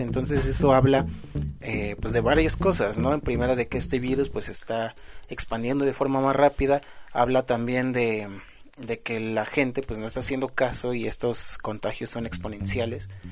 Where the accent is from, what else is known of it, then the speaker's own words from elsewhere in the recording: Mexico; uno siendo mexicano